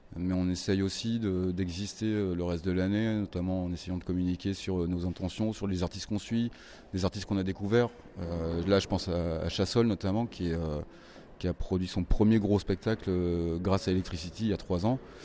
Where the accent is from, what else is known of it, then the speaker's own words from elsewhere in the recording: Reims, Grand Est, France; moi, je suis de Reims.